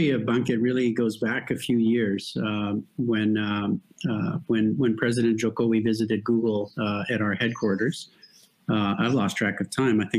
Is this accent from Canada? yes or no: no; Mexico; now in Europe; I was born to American parents, but I was raised in Mexico.